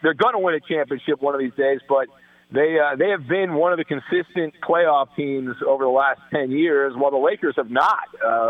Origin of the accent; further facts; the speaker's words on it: Southern California, United States; I grew up in Southern California